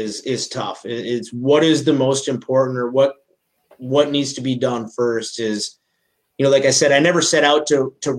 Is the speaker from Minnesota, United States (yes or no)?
yes; Minnesota, United States; I'm from Minnesota